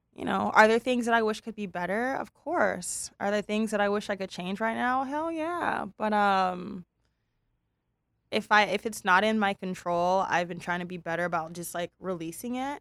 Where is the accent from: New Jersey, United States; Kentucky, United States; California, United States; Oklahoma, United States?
California, United States; Pasadena; we're California, Pasadena girls